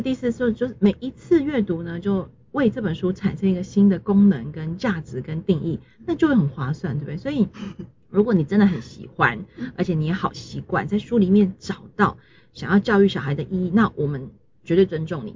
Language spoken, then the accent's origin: Chinese; Taiwan; 跟我们台湾人觉得可爱